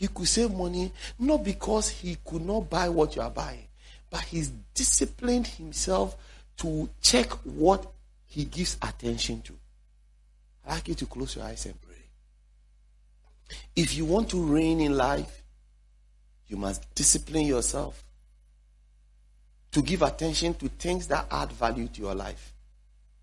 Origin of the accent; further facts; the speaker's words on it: Ghana; also born or lived in Dansoman / West Legon / Tema; I grew up in Zongo area